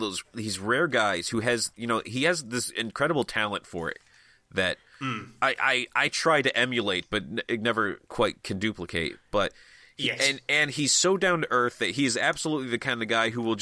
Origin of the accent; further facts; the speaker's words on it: New England, United States; I'm from New England